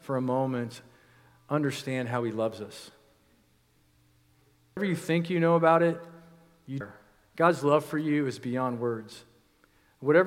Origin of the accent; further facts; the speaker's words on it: United States; We, as American Christians